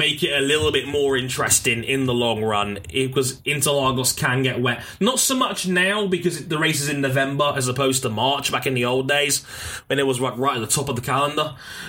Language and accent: English; Australia; Also, like Shadow Force said, I'd pick Neil Crompton and Alan Jones because I'm Australian.